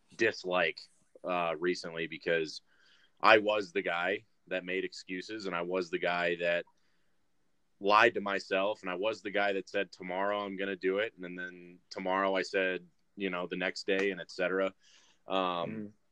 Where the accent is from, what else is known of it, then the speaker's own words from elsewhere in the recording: Brighton, Michigan, United States; also born or lived in Mount Pleasant, Michigan; I was born and raised around the Michigan area, but I've lived in a ton of different places